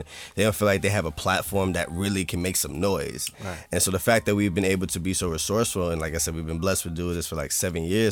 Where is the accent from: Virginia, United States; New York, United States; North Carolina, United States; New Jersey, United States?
New Jersey, United States; south Bergen County; I'm from south of Bergen County